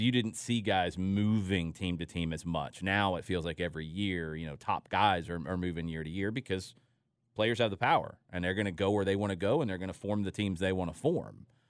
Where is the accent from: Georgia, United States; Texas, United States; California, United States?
Georgia, United States; Atlanta; when I was a kid, uh, I grew up in Atlanta